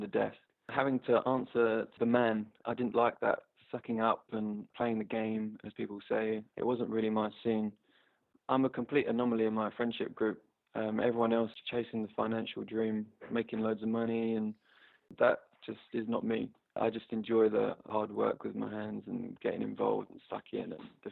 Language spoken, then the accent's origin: English; Upminster, London, United Kingdom; I'm from Upminster in Essex